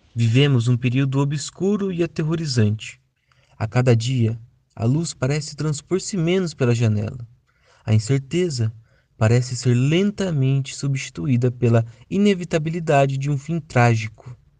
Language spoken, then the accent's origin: Portuguese; Novo Horizonte, Brazil; moved away as an adult; Eu tinha voltado para Novo Horizonte, minha cidade natal, há pouco tempo